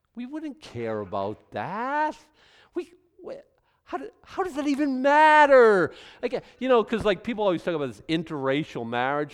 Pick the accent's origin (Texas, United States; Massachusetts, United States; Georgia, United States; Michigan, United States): Massachusetts, United States; Boston; now in Maine, United States; I was born in Boston